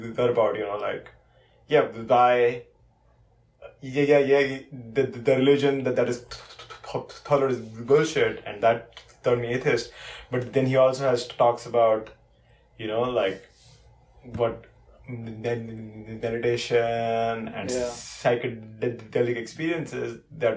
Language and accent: English; India; now in United States; I'm not the standard Indian that they expected. In some ways, I'm more Indian than most Indians